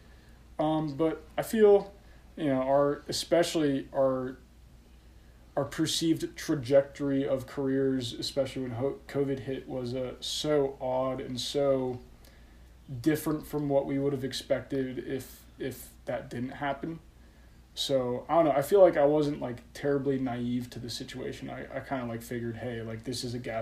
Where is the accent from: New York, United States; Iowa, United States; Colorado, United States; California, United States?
Colorado, United States; moved away as an adult; I relocated back home to Colorado, you know, just to live in my hometown with my parents